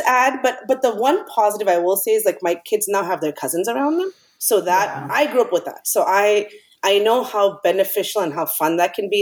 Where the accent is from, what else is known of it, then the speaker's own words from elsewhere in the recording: New York, United States; moved away; we grew up in uh, mostly in new york part of it uh, well the good beginning part of it in new york